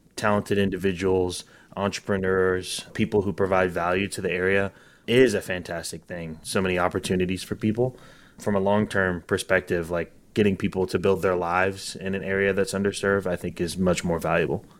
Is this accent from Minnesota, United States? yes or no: no; Northwest Arkansas, United States; moved away; also born or lived in Texas; I grew up in Northwest Arkansas, so I wanted to come back home.